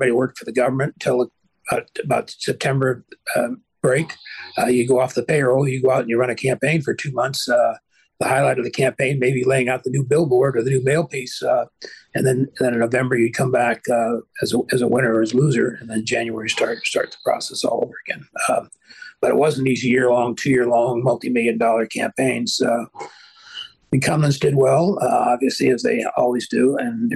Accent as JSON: {"language": "English", "town": "Vallejo", "region": "California", "country": "United States", "tie": "born or raised there", "said": "I grew up in Vallejo"}